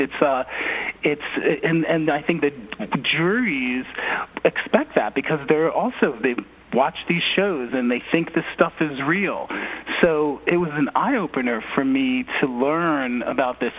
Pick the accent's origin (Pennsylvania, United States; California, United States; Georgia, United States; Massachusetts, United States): Pennsylvania, United States; Philadelphia; moved away; growing up in Philly, you know, I grew up in the age of um, Move